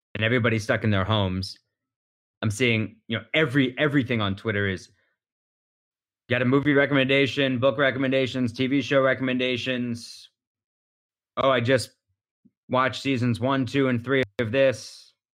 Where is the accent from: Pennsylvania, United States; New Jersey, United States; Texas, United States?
Pennsylvania, United States; Philadelphia; I'm from Philadelphia